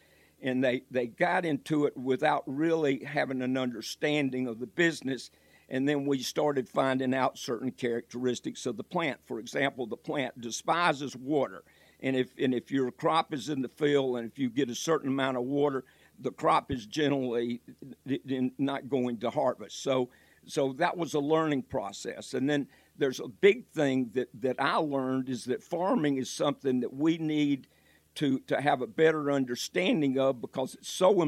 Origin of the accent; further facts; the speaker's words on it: Georgia, United States; also born or lived in Michigan; now in North Carolina, United States; when I came to North Carolina, I moved down here originally from Georgia. I lived in Michigan.